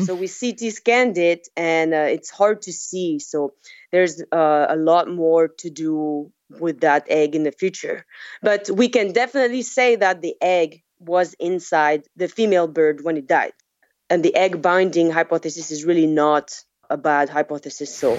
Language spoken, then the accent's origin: English; French Polynesia; moved away as an adult; also born or lived in France / Montana; I'm from Tahiti